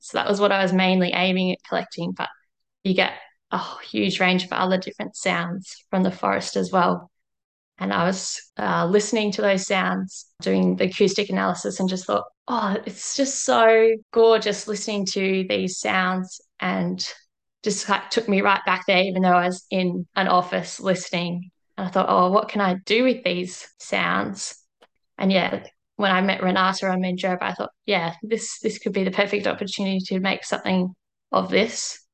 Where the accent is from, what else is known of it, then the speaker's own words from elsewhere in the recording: Melbourne, Victoria, Australia; moved away; I am originally from Melbourne